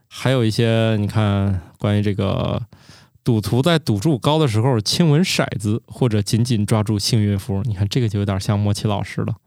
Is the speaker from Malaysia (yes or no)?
no; China; 我们中国人